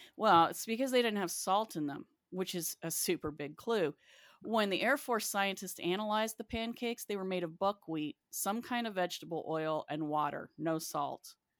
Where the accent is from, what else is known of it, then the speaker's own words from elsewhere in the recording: West Virginia, United States; moved away; also born or lived in Athens; I grew up in West Virginia